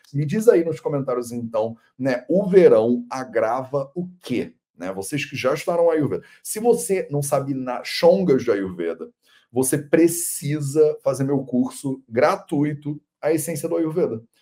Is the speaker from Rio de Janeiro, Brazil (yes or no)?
yes; Rio de Janeiro, Brazil; Eu sou carioca